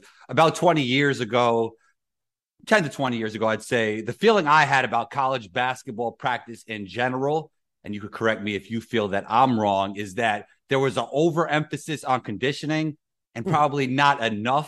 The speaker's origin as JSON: {"language": "English", "town": "New York City", "region": "New York", "country": "United States", "said": "I'm from New York myself."}